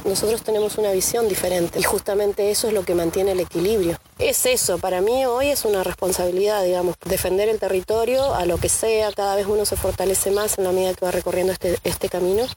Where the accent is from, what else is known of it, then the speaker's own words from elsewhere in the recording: Esquel, Chubut, Argentina; now in Trevelin, Argentina; vivo en Trevelin en este momento, pero nací en Esquel.